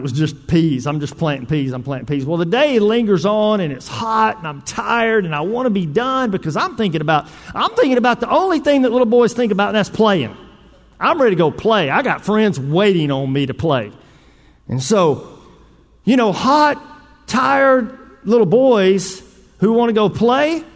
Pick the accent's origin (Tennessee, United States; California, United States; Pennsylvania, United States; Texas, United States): Texas, United States; Northeast; I grew up in Northeast Texas.